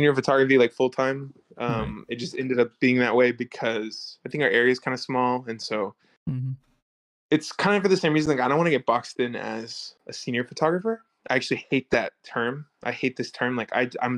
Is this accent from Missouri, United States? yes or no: yes; Neosho, Missouri, United States; moved away as an adult; now in Los Angeles, United States; I'm from Neosho.